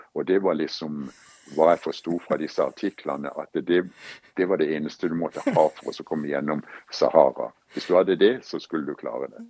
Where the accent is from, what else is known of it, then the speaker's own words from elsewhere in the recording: Kristiansand, Agder, Norway; moved away as an adult; now in United States; når jeg vokste opp i Kristiansand